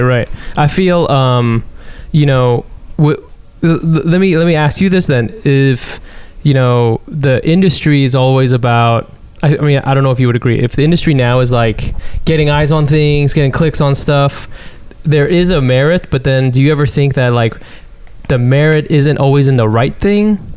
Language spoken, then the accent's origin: English; Texas, United States; in Texas, when I was growing up in Texas